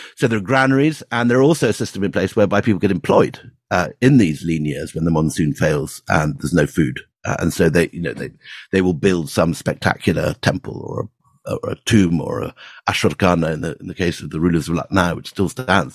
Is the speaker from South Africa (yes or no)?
no; Scotland, United Kingdom; I actually grew up um, as Andrew did in, in Scotland